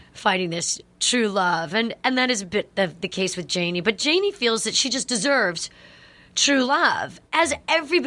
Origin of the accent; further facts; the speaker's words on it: Connecticut, United States; I'm from Connecticut